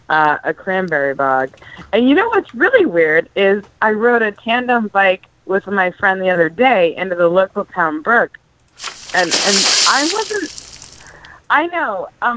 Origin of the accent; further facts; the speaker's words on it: Massachusetts, United States; I'm from Massachusetts.